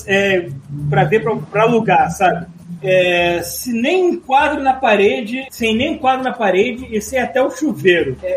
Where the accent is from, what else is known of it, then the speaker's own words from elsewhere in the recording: Rio de Janeiro, Brazil; Fui criado na Sulacap, saudosa Sulacap, lá perto de onde eu morava, até os 12 anos e passava meus dias na rua, jogando bola, andando de bicicleta